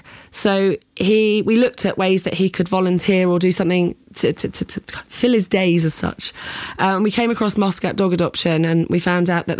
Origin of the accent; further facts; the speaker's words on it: United Kingdom; now in Oman; That's my home country